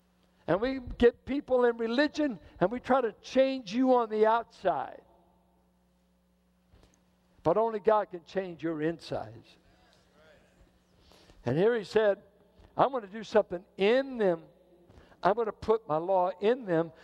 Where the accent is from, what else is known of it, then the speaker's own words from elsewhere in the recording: Richmond, United States; I grew up in Richmond.